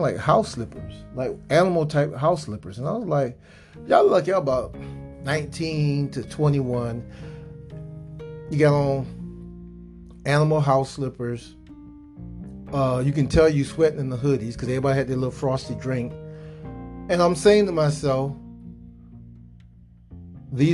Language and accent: English; South Georgia, United States; I'm from South Georgia, we had hurricanes